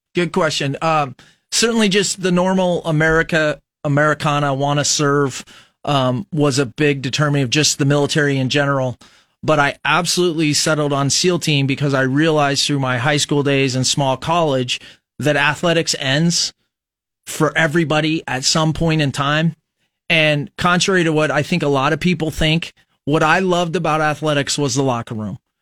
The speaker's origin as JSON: {"language": "English", "town": "Fremont", "region": "Nebraska", "country": "United States", "tie": "born or raised there", "said": "We grew up in Fremont, Nebraska."}